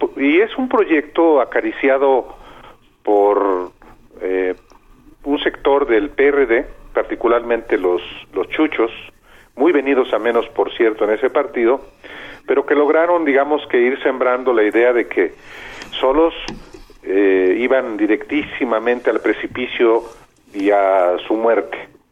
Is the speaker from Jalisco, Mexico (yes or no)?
yes; Lagos de Moreno, Jalisco, Mexico; moved away; Yo soy de Lagos de Moreno, Jalisco